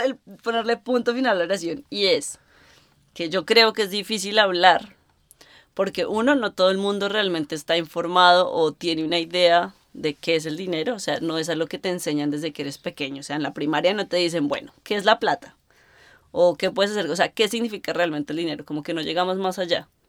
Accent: Colombia; moved away; yo creciendo en Colombia

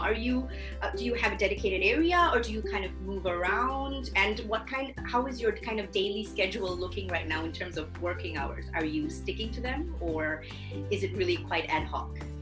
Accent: Singapore; now in Germany; I am originally from Singapore

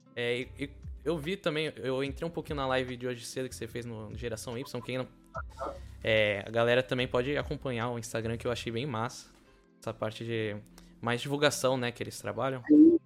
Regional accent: São Vicente, São Paulo, Brazil; Eu sou de São Vicente

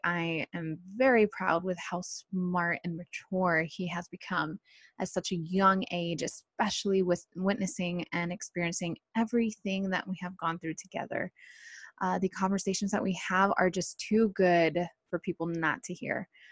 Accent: Costa Mesa, California, United States; also born or lived in Irvine, California; born and raised in South Orange County, more like Costa Mesa, Santa Ana area

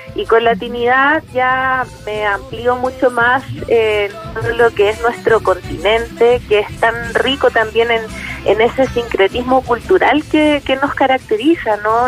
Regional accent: Chile; yo como chilena

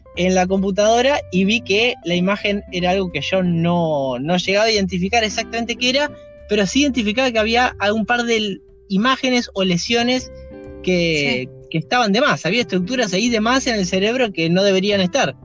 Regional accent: Buenos Aires, Argentina; soy nacido en Capital Federal y bueno, nada, trabajé mucho tiempo en provincia, pero vivo también, nací y vivo en Capital Federal

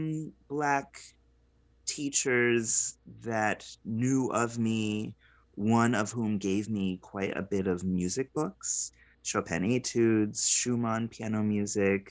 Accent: Providence, Rhode Island, United States; growing up in Providence, Rhode Island, as a young Black child in the 90s

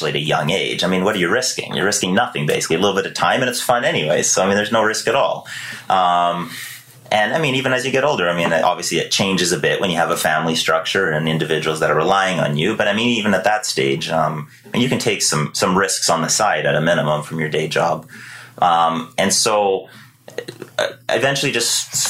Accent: Victoria, British Columbia, Canada; also born or lived in Surrey, British Columbia; I was born in Surrey, BC. Grew up there until, you know, I can't even remember exactly, but give or take 10 years old. And then we moved here to beautiful Victoria, British Columbia

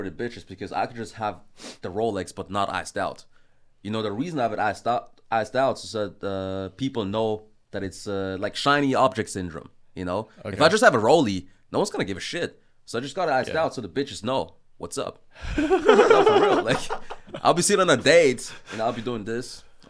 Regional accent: Austria; I'm from Austria. Exactly. Yeah. So that's something, you know, not a lot of people know or expect, because they'll like hear me start talking German.

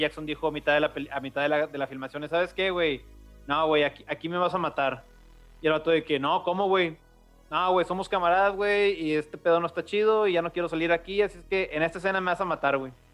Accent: Mexico; Aquí en México somos así

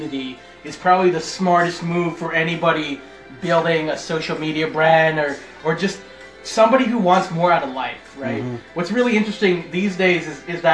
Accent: Toronto, Ontario, Canada; now in Markham, Canada; I was born in North York, which is essentially the town up from downtown

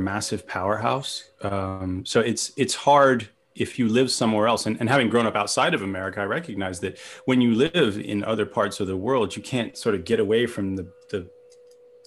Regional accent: England, United Kingdom; now in Los Angeles, United States; I grew up in England in the 80s.

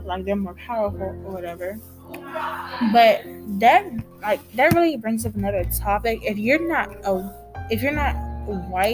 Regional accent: United States; a young woman who's African American and Hispanic

